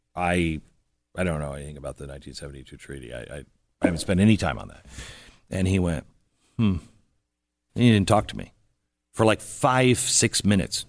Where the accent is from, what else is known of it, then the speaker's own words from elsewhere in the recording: Seattle, Washington, United States; moved away; I'm a West Coast guy. I grew up in Seattle